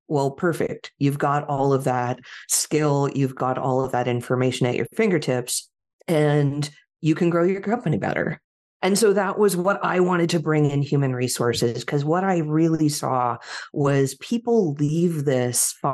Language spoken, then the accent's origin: English; Silicon Valley, California, United States; moved away as an adult; now in Portland, United States; I grew up in Silicon Valley